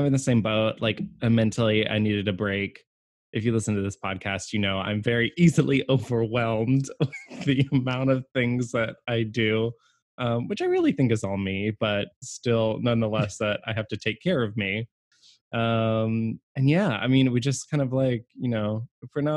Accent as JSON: {"language": "English", "town": "Fredericksburg", "country": "United States", "tie": "born or raised there", "moved": "yes", "said": "where I grew up in Fredericksburg."}